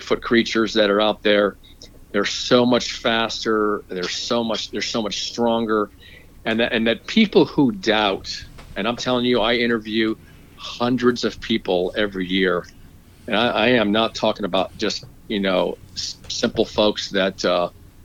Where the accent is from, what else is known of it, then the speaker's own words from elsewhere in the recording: Florida, United States; moved away as an adult; now in Georgia, United States; When I grew up in Florida, come from a Christian background.